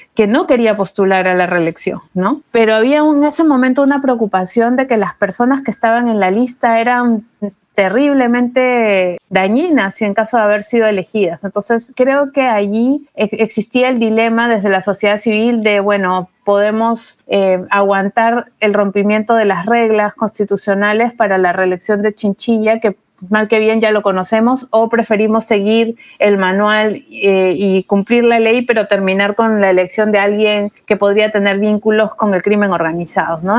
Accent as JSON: {"language": "Spanish", "country": "Peru", "said": "soy peruana, estudié Derecho en la Pontificia Universidad Católica del Perú"}